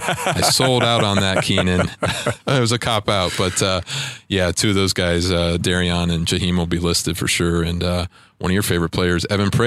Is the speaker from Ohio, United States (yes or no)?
yes; Akron, Ohio, United States; my hometown of Akron